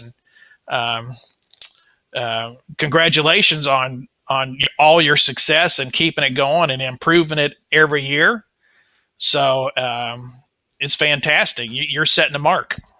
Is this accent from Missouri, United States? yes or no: yes; Kansas City, Missouri, United States; I was born in uh, 1959 in Kansas City, Missouri. Um, this is my hometown